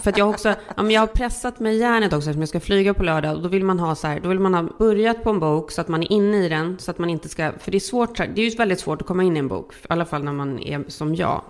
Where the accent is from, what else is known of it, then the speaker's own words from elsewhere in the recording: Sweden; now in California, United States; vi är ju svenskar